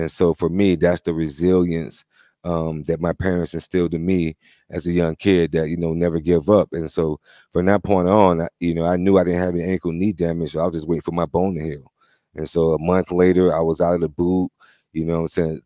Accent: Florida, United States; moved away; I grew up in Florida

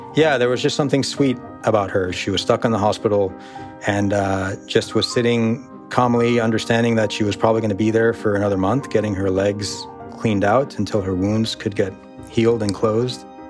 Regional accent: United States; born or raised there

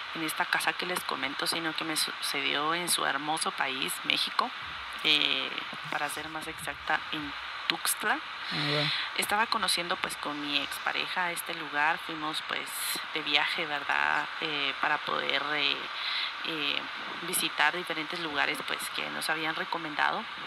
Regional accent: Guatemala; soy de Guatemala

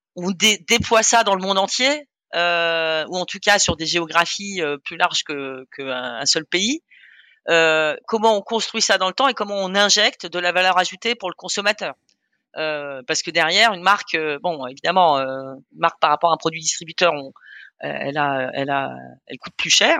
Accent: Germany; also born or lived in Austria; now in France; je suis né en Allemagne de mère autrichienne et j'ai grandi en fait entre l'Allemagne et l'Autriche.

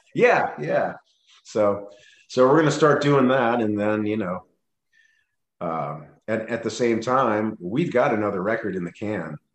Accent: Cincinnati, Ohio, United States; also born or lived in Pierce Township, Ohio; I grew up in Cincinnati

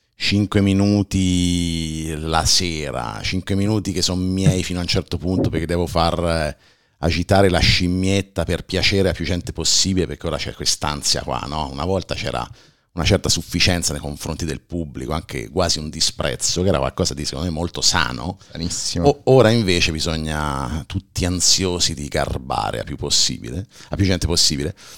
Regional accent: Civitella in Val di Chiana, Tuscany, Italy; io vivo in campagna, in una frazione di neanche 2000 abitanti del eh, comune di Civitella Val di Chiana

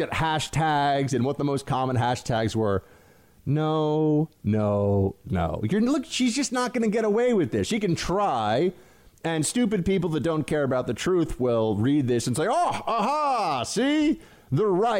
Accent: New York, United States; I'm a New Yorker

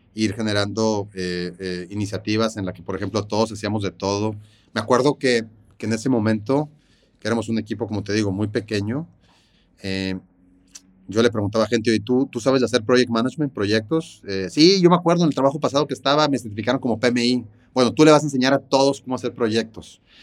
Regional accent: Monterrey, Nuevo León, Mexico; nací aquí en Monterrey.

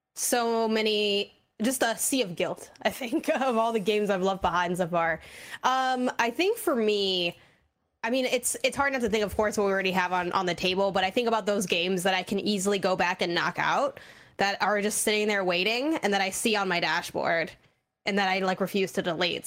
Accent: Chicago, Illinois, United States; I'm from Chicago, Illinois

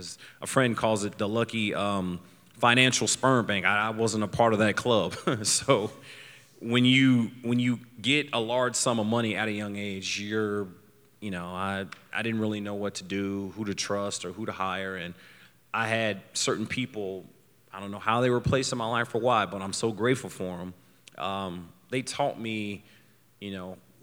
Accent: Copperas Cove, Texas, United States; I'm from Carpus Cove, Texas

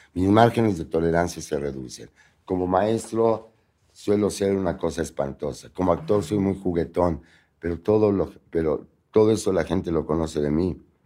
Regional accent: Puebla, Mexico; moved away; nací en Puebla

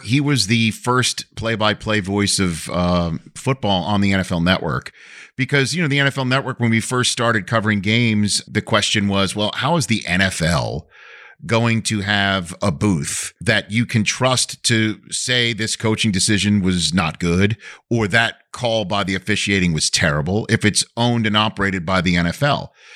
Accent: New York City, New York, United States; accent: New York; moved away; my hometown newspaper, the Staten Island Advance

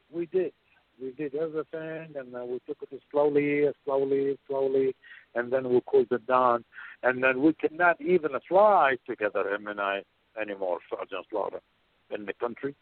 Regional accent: Baghdad, Baghdad Governorate, Iraq; moved away; also born or lived in Portland, Oregon; I am from Baghdad, Iraq

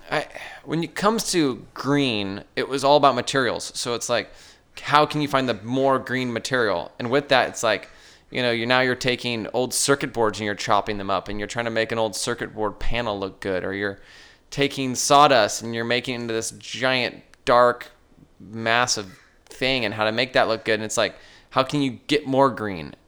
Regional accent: Sierra Madre, California, United States; also born or lived in Huntington Beach, California; I grew up in Cerro Madre, uh, exploring the local mountains with my dad. then moved down to Huntington Beach

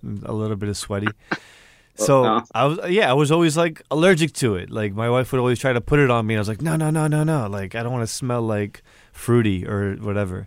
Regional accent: United States; my parents, they come from Egypt, but I grew up here in the States

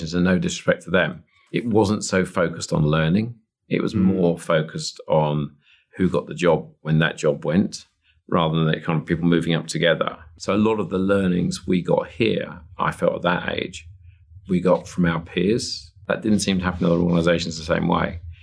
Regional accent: Chingford, London, United Kingdom; where I grew up in Chingford

